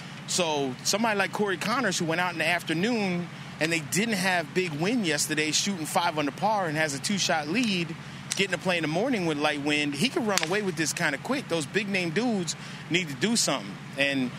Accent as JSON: {"language": "English", "town": "Lancaster", "region": "Pennsylvania", "country": "United States", "tie": "born or raised there", "said": "And see, and I grew up in Lancaster, Pennsylvania, but not in the nice part."}